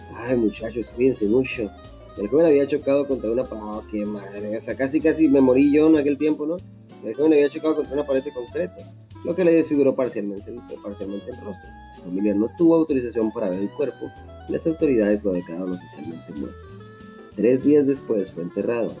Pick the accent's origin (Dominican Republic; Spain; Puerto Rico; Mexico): Mexico; somos finos, finos mexicanos unos güeros, unos más morenos, pero a fin de cuentas bien mexicanos